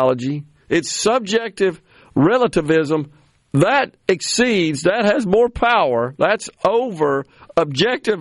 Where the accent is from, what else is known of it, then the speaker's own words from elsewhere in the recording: Mississippi, United States; my home state, the great state of Mississippi